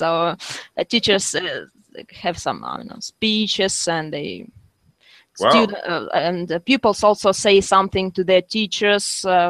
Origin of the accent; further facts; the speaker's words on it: Kyiv, Ukraine; I was born in Kyiv in 1986.